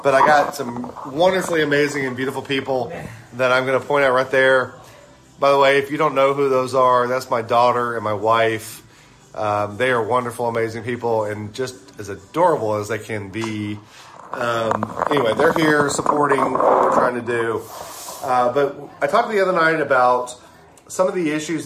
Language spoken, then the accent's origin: English; South Mississippi, United States; moved away; I'm a South Mississippi boy. I grew up in South Mississippi